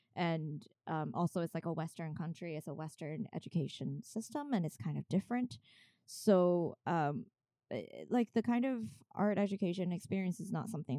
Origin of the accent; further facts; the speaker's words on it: China; English is a second language; moved away as an adult; now in New York, United States; I grew up in China and finished high school there. And I did 1 year of art school in China, in China Academy of Art